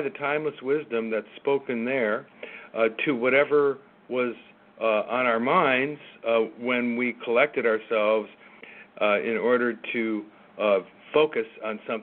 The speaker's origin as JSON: {"language": "English", "region": "California", "country": "United States", "tie": "born or raised there", "said": "where I grew up in California"}